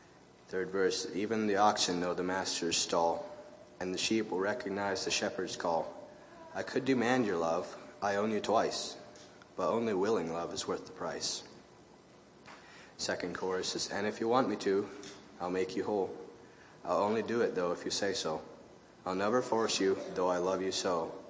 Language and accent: English; Griswold, Iowa, United States; Really enjoyed this week. I'm from Griswold, Iowa.